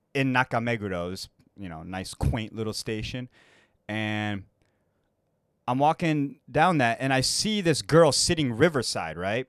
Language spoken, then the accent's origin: English; United States; moved away as an adult; now in Japan; growing up in America